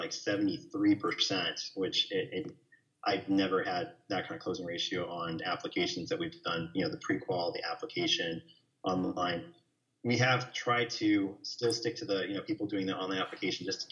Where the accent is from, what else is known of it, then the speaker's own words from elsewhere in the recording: New York, United States; now in Texas, United States; I'm from New York and we tend to be a little bit more wordy about, you know, negativity